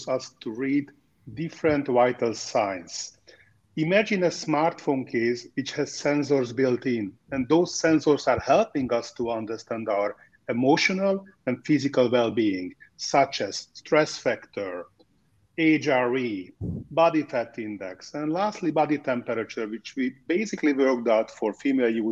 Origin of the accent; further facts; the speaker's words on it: Budapest, Hungary; now in Miami, United States; I was born and raised in Budapest, Hungary, where I'm currently doing my show. Otherwise, we are living in sunny Miami